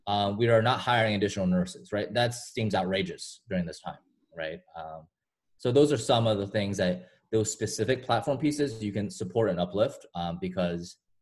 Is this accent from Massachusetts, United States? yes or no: yes; Boston, Massachusetts, United States; also born or lived in China / Toronto, Canada; now in Chicago, United States; I'm originally from Boston. Well, I'm originally from China, but I've spent most of my life in Boston